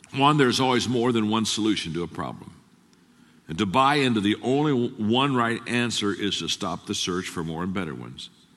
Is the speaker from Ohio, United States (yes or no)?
yes; Circleville, Ohio, United States; I grew up in Circleville, Ohio. Twelve thousand people, farming community